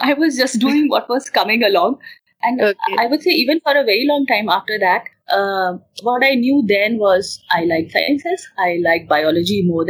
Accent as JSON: {"language": "English", "town": "Mumbai", "region": "Maharashtra", "country": "India", "tie": "born or raised there", "moved": "as an adult", "said": "I was born and brought up in Mumbai, but I have my roots in Himachal."}